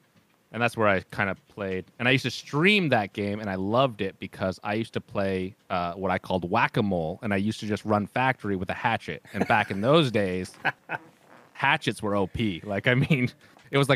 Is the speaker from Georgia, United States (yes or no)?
no; Vermont, United States; I'm from Vermont, the northwest or northeast United States